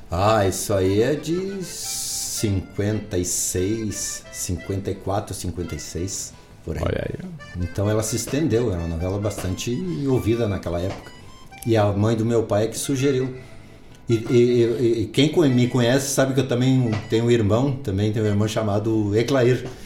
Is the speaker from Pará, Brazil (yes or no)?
no; Santa Maria, Rio Grande do Sul, Brazil; Porque nós viemos de Santa Maria